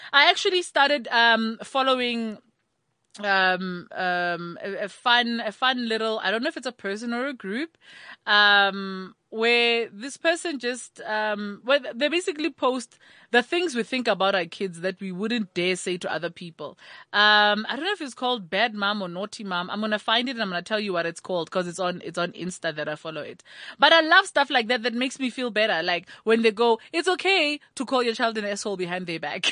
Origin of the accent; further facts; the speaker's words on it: Thaba Nchu, Free State, South Africa; I grew up in Tabanchu, which has a lot of Basotho and, uh, Batswana contingent